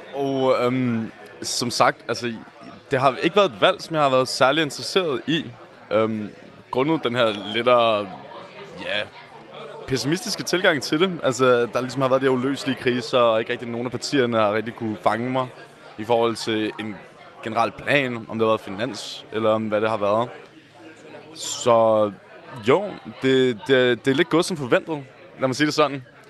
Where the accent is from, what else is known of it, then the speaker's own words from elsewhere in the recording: Copenhagen, Capital Region of Denmark, Denmark; jeg er selv fra Nørrebro, som også generelt er meget rødt